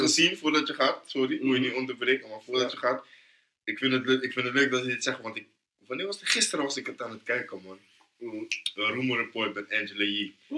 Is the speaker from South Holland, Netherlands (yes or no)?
yes; Rotterdam, South Holland, Netherlands; Ik ben van Noord, toch? Mm. Ja, Rotterdam Noord